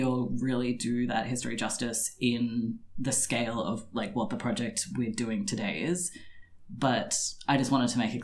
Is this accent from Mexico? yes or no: no; Melbourne, Victoria, Australia; we're from Melbourne